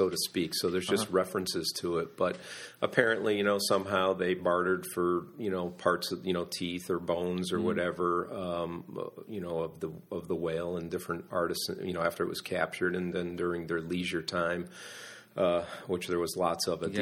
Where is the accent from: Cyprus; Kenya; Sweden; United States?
United States; Waterbury, Connecticut; now in Kennebunkport, United States; I grew up in Connecticut, in a very industrial city in Connecticut called Waterbury